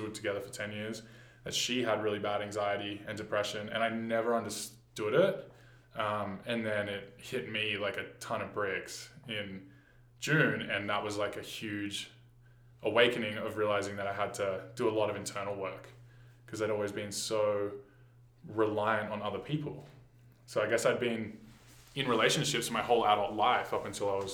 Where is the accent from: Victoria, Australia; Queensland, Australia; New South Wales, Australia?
New South Wales, Australia; Sydney; moved away as an adult; now in Banff, Canada; I was born in Sydney, Australia, and I lived and worked the whole 9-to-5 life from 18 onwards